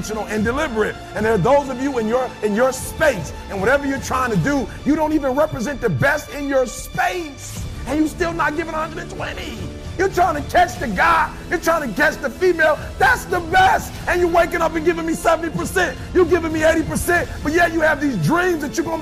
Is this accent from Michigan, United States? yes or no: yes; Detroit, Michigan, United States; I'm from Detroit, high school dropout